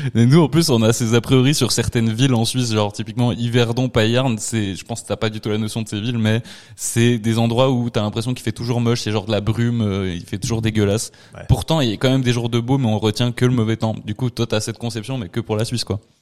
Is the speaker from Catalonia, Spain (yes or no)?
no; Spanish Basque Country, Spain; je viens du Pays basque espagnol